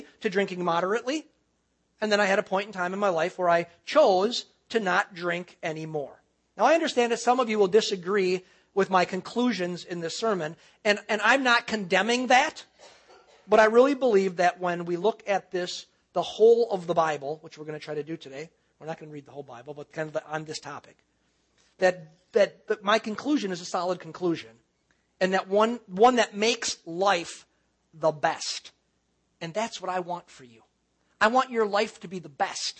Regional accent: Cedarburg, Wisconsin, United States; moved away as an adult; also born or lived in West Bend, Wisconsin; I was born and raised in Wisconsin. I was born and raised in Cedarburg

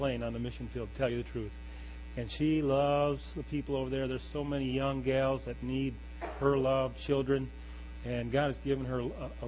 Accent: Wausau, Wisconsin, United States; also born or lived in Appleton, Wisconsin / Milwaukee, Wisconsin / Waukesha, Wisconsin; I was born and raised in Wausau, Wisconsin.

